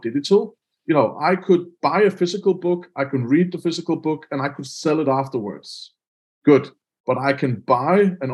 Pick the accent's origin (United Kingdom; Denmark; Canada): Denmark; I'm from Denmark